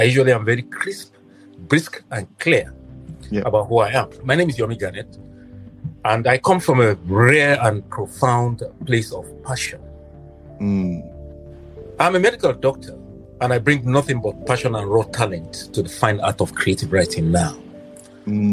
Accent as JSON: {"language": "English", "region": "Katsina", "country": "Nigeria", "tie": "born or raised there", "moved": "as an adult", "lives_now": "United States", "said": "I was born in Katsina."}